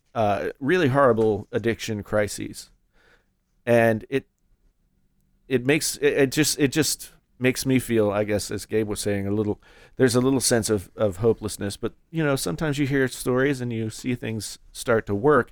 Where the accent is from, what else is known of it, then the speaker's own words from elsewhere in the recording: West Virginia, United States; I grew up in West Virginia